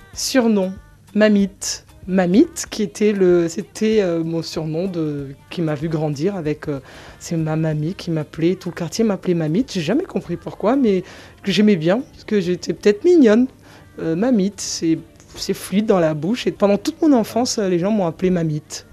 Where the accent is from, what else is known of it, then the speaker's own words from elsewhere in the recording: Mayotte; j'ai grandi à Mayotte